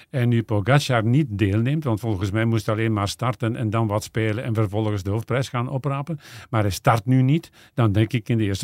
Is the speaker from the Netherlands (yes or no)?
no; Flanders, Belgium; Nee, als Vlaming misschien niet, maar ik wil het wel zien.